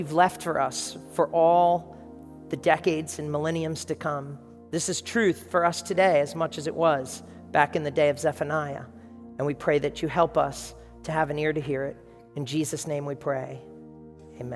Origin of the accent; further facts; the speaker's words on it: New York, United States; And that's New York. That's my hometown